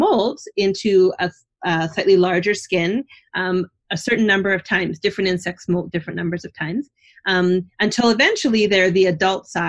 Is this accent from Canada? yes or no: yes; Canada; now in New Jersey, United States; I'm from Canada